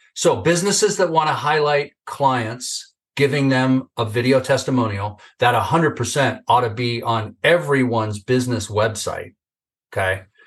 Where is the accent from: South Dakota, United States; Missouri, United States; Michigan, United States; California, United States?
California, United States; Northern; I grew up in Northern California